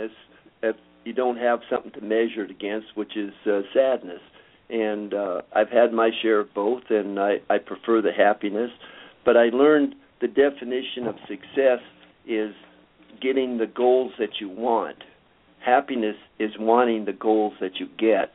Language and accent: English; Southern California, United States; also born or lived in Minnesota; I was born in Minnesota, and after 3 years there, I got my parents to take me to Southern California